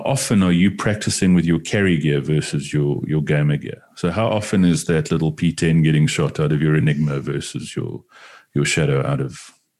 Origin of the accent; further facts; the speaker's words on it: New York City, New York, United States; But I mean, growing up in New York City, it was probably kind of similar as well.